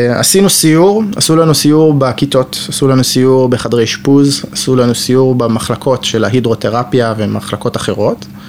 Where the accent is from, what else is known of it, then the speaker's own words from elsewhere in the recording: Jerusalem, Jerusalem District, Israel; moved away as an adult; now in Rehovot, Israel; גר ברחובות רק שנה, אני ירושלמי ותיק, דור 11 בירושלים